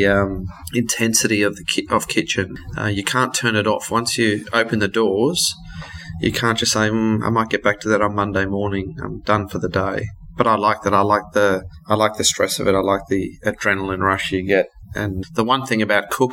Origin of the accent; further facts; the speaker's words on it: Brisbane, Queensland, Australia; also born or lived in South Africa; now in Sydney, Australia; I grew up in South Africa and my parents emigrated to Australia, and I grew up in Brisbane.